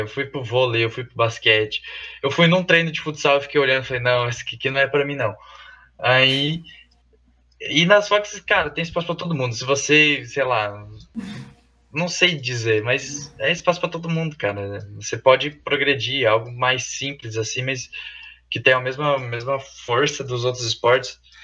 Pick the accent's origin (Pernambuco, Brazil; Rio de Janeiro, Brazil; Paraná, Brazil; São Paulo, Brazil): Paraná, Brazil; Toledo; eu já sou aqui de Toledo